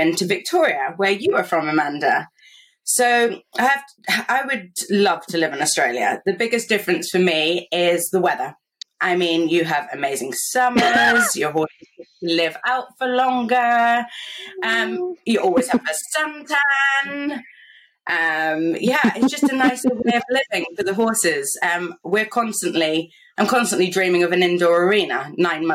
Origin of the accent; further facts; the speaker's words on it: Gloucestershire, South West England, United Kingdom; I'm a Grand Prix Showjumper from Gloucestershire in England